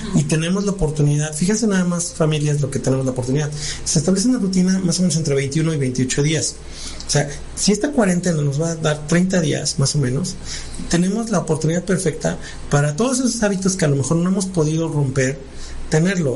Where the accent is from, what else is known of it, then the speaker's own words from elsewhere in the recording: Mexico; somos mexicanos